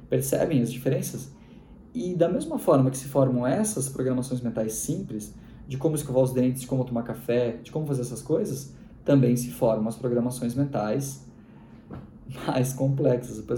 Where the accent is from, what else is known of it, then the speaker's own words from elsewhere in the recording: Rio Grande do Sul, Brazil; Isso é um prato bem típico dos gaúchos. Eu sou gaúcho.